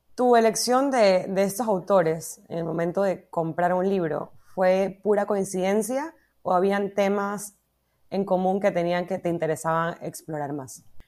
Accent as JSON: {"language": "Spanish", "country": "Ecuador"}